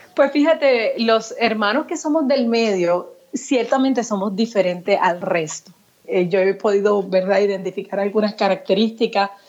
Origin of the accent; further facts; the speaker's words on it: Puerto Rico; yo me crié en Puerto Rico